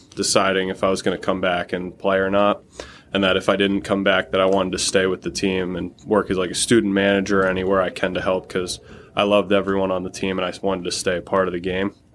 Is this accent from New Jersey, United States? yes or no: yes; Toms River, New Jersey, United States; I'm from Tom's River, New Jersey. I played at Tom's River South